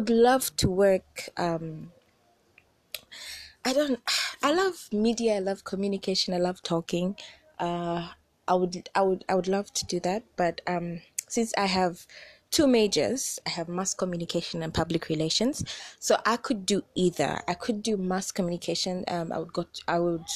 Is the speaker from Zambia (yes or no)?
yes; Zambia; I'm from Zambia, and I am 20-something years old.